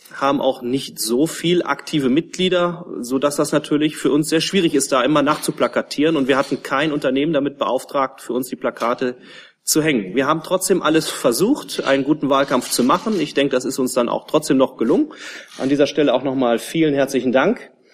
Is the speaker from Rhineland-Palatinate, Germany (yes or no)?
no; Kaltenkirchen, Schleswig-Holstein, Germany; in meiner Heimatstadt Kaltenkirchen